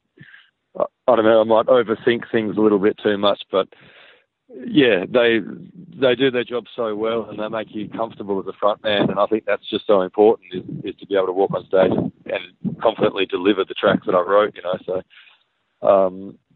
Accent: Western Australia, Australia; being West Australian

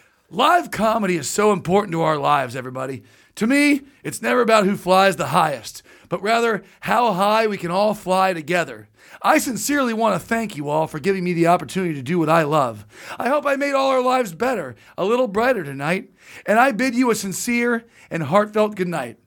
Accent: Orange County, California, United States; I grew up in Orange County

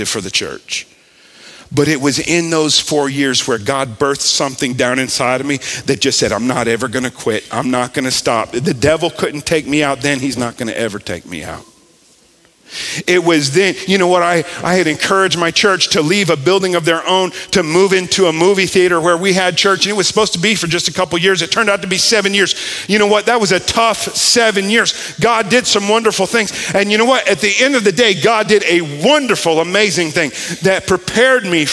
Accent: South Florida, United States; moved away as an adult; also born or lived in North Carolina; now in Mobile, United States; I grew up in South Florida

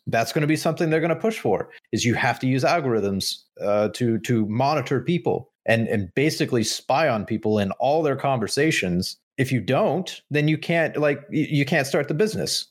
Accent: United States; as American people

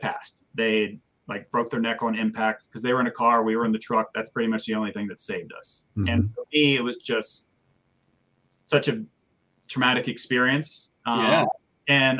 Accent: Sterling, Virginia, United States; I grew up in Sterling Park, so that's where I grew up

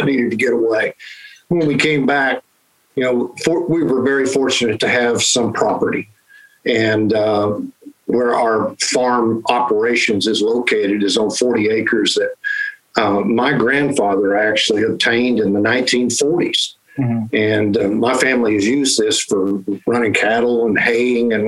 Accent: Oklahoma, United States; born or raised there

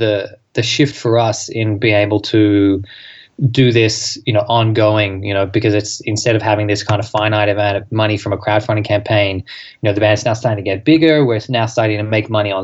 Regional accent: Australia; an Australian band

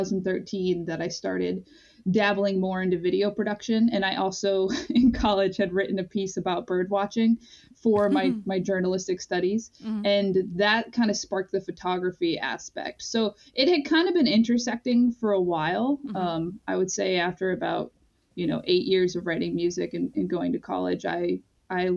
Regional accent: Pine Point, Maine, United States; I grew up in Pine Point, partly because my parents were divorced, but my dad lived there

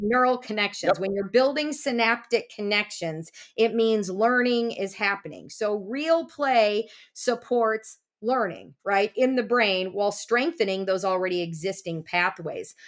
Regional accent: Des Moines, Iowa, United States; I grew up in Des Moines, Iowa

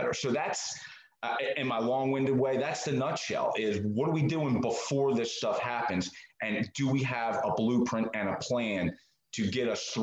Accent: Marcus Hook, Pennsylvania, United States; moved away as an adult; also born or lived in Maryland; I am originally from the Philadelphia area. I grew up in a place called Marcus Hook, which is just south of Philly.

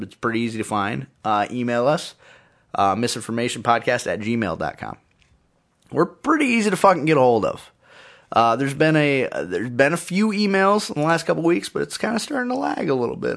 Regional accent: United States; I'm an, I'm an American man

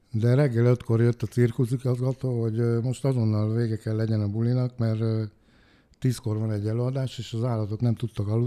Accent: Hungary; hogy én Budapesten magyarként csináltam meg ezt a műsort

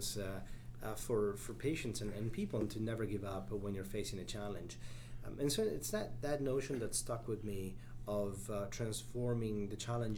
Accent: Italy; moved away as an adult; also born or lived in Chicago, United States; now in United States; I was born and raised in Italy

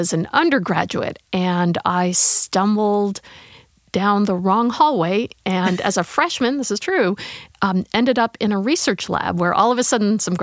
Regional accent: California, United States; moved away as an adult; now in St. Louis, United States; I grew up in California

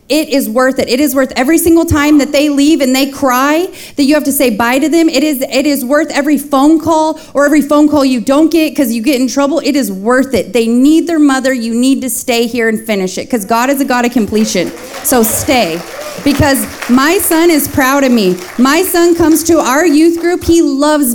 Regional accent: Fresno, California, United States; I was born in Fresno, California, so just 40 minutes away from here

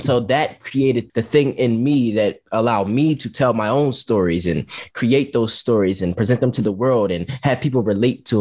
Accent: Philadelphia, Pennsylvania, United States; I'm from North Philly

